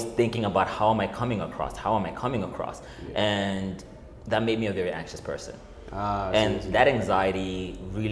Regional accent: Malawi; It was like the spaces that I grew up in. Because I'm from Malawi

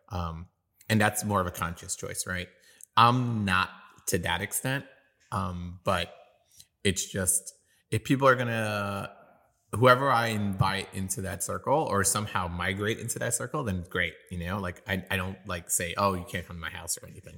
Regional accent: New York, United States; now in San Antonio, United States; I'm from New York, and I grew up skateboarding

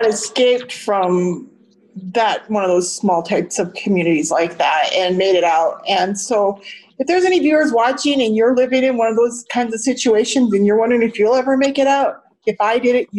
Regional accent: Montana, United States; I knew some of them myself growing up in Montana

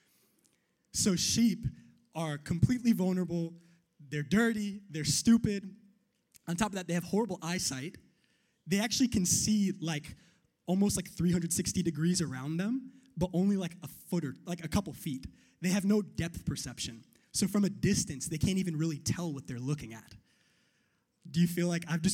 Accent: New York, United States; I'm from New York

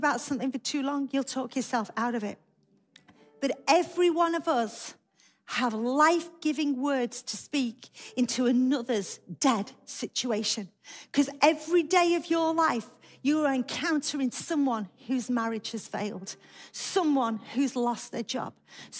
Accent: United Kingdom; We come to church because we're British and we're very quiet.

